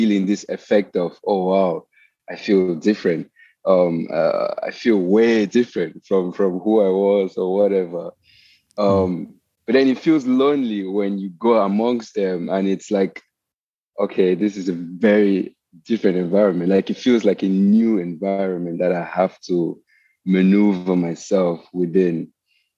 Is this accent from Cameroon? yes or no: yes; Cameroon; moved away as an adult; now in United States; I grew up in Cameroon, which is like in West Africa, and then I came here to the US